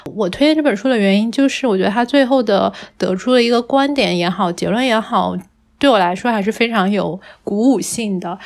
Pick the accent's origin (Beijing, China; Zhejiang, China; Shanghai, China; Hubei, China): Zhejiang, China; Hangzhou; 像我在杭，杭州长大的话，总体来说城市治安还算比较好嘛